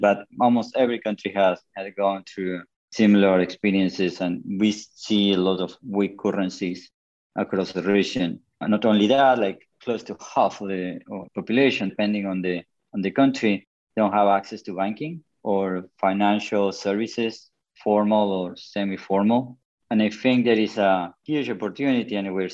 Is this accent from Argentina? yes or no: yes; Patagonia, Argentina; I'm currently in Argentina, I grew up in Patagonia